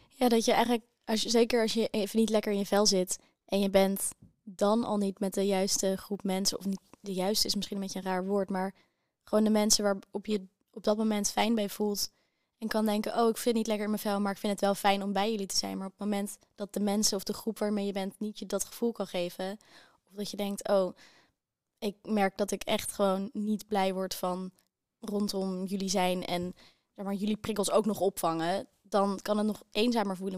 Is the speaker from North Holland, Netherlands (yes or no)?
yes; Amsterdam, North Holland, Netherlands; moved away as an adult; Ik kom uit Amsterdam